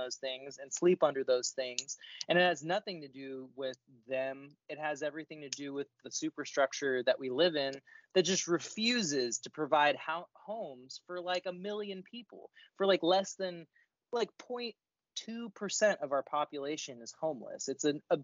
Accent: Sacramento, California, United States; when you and I were growing up in Sacramento

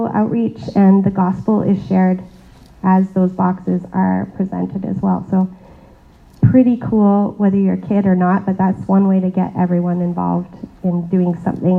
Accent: Canada; I was born in Canada. I have the privilege of being born in a pretty affluent country

